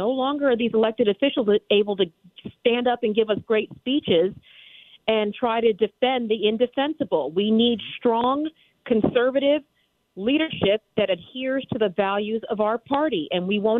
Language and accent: English; Texas, United States; born there; I was born in Texas. I have Texas tea running through my veins and two military parents.